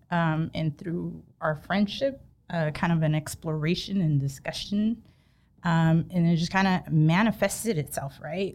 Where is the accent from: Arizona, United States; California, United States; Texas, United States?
California, United States; Sacramento; I'm born and raised in Sac